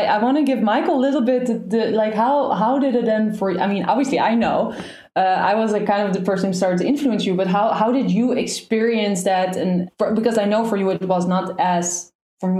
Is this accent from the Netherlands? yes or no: yes; Netherlands; I'm from Holland. I'm Dutch.